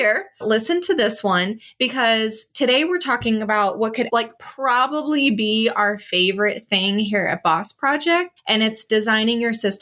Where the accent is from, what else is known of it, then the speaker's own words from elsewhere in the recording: Oklahoma, United States; Can you tell I grew up in Oklahoma?